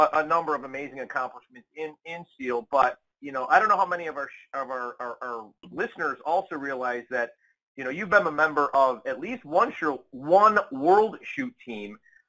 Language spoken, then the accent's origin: English; Buffalo, New York, United States; now in Florida, United States; I'm from Buffalo, New York, and so, you know, Canada was like northern New York to when I was growing up